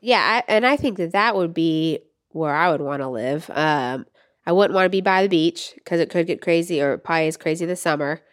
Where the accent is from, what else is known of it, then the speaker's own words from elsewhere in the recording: Florida, United States; moved away; I grew up in Florida